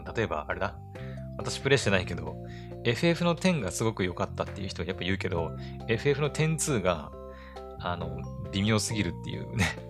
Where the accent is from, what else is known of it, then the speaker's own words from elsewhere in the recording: Aomori, Japan; 私自身がね、青森出身で、青森に住んでるから